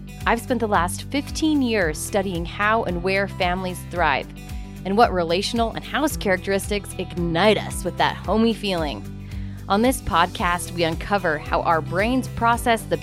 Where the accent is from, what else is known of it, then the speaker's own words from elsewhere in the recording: Utah, United States; moved away; I'm from Utah